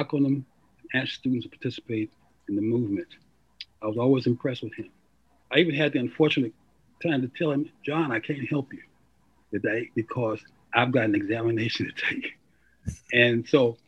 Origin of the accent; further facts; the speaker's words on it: Cleveland, Ohio, United States; moved away as an adult; now in Bloomington, United States; I was born in Cleveland, Ohio